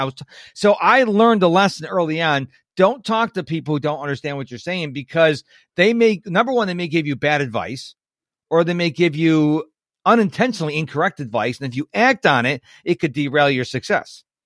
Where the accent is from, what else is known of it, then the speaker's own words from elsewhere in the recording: Western New York, United States; I'm from Western New York, so we had the, uh, junior, middle school, we call it junior high